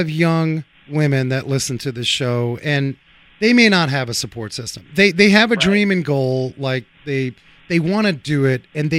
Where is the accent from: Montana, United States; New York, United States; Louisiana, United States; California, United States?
New York, United States; New York City; a fellow New Yorker myself. You know, I grew up uptown there, Washington Heights